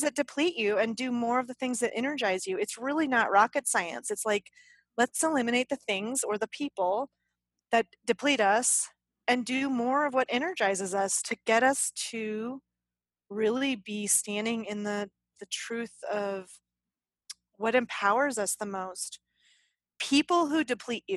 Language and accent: English; the South, United States; Apparently I'm from the South.